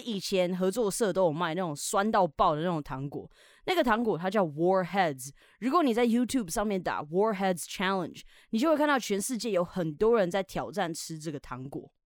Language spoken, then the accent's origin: Chinese; Taiwan; 我们台湾人